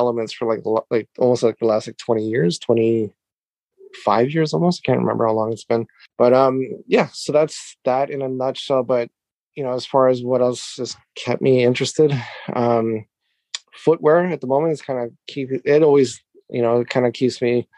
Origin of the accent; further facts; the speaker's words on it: Canada; moved away as an adult; now in Japan; I am Canadian, living in Japan for the last 10 years or so with my wife and my family